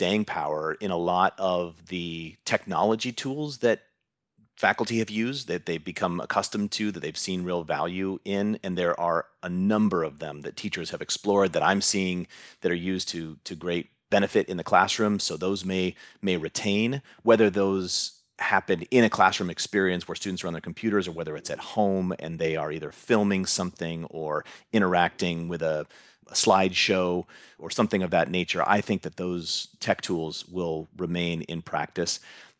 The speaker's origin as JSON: {"language": "English", "town": "Huntington Beach", "region": "California", "country": "United States", "tie": "born or raised there", "said": "I grew up in Huntington Beach."}